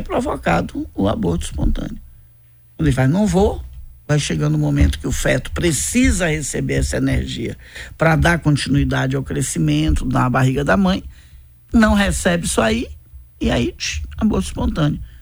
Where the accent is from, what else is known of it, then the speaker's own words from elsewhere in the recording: Bahia, Brazil; eu sou da Bahia